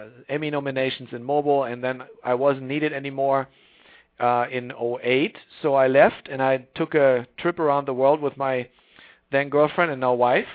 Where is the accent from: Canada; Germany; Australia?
Germany; moved away as an adult; also born or lived in Tokyo, Japan; now in Silicon Valley, United States; I grew up in Germany, but I grew up in this tiny village of 5,000 people